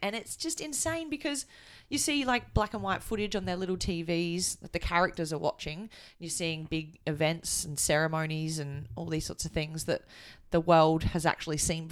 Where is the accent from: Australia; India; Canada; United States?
Australia; I've grown up, you know, in Australia